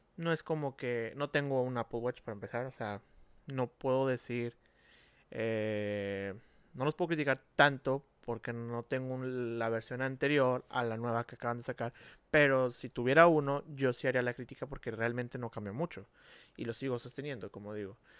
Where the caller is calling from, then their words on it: Monterrey, Nuevo León, Mexico; saludos desde Monterrey, Nuevo León, México